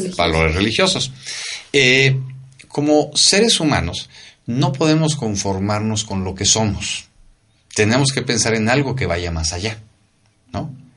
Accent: Mexico

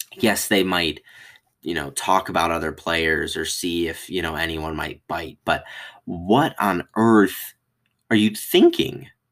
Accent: Michigan, United States; I am from Michigan

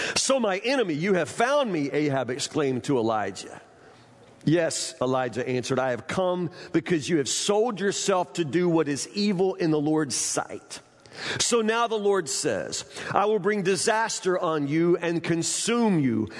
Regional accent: Woodburn, United States; I'm from Woodburn

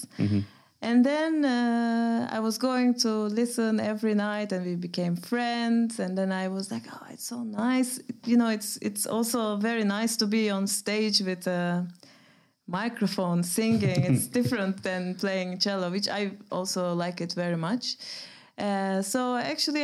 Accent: Turkey; English is a second language; moved away as an adult; also born or lived in Groningen, Netherlands; now in Amsterdam, Netherlands; I come from Turkey. I came to the Netherlands almost 11 years ago to Groningen to study jazz music

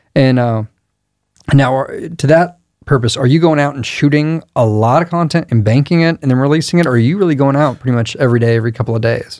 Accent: Crestview, Florida, United States; I grew up nearby in Crestview, so the Destin area.

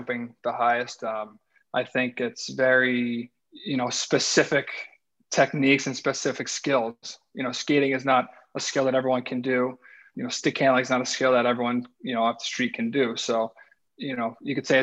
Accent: Colorado, United States; moved away as an adult; also born or lived in Nashville; now in Columbus, United States; I grew up in Colorado

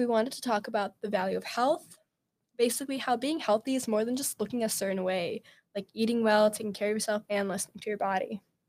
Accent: a Chicago suburb, Illinois, United States; moved away as an adult; now in Madison, United States; I'm studying computer science, and I'm from a Chicago suburb.

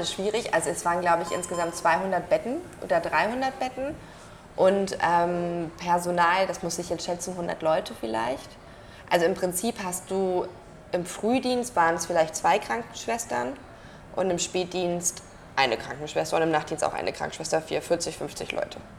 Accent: Germany; bei uns in Deutschland

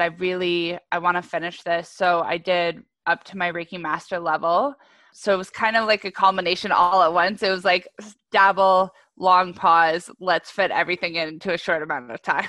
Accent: Ajax, Ontario, Canada; I was originally in Ajax

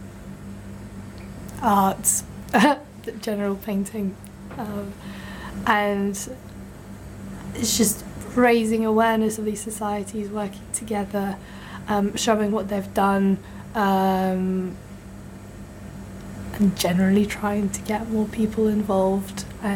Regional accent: Belarus; now in Bath, United Kingdom; I'm originally from Belarus

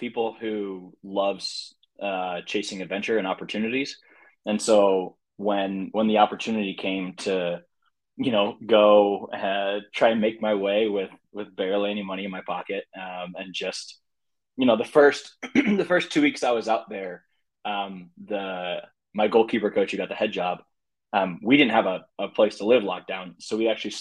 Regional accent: St. Louis, Missouri, United States; also born or lived in Oregon / Virginia; born and raised in St. Louis

